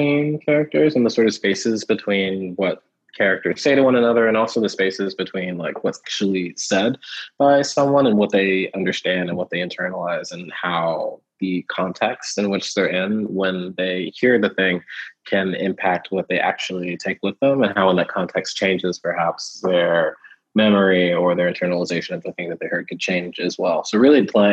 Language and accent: English; Houston, Texas, United States; also born or lived in Kentucky; I was born in Kentucky, moved to Texas when I was like 3 or so. And when the first house we lived in was like just outside of Houston proper.